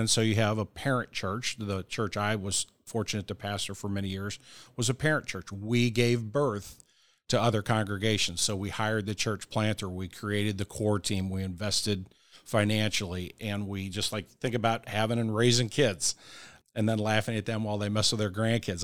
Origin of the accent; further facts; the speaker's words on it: Kirkwood, Missouri, United States; Born and raised in Kirkwood, Missouri, which is a suburb of Saint Louis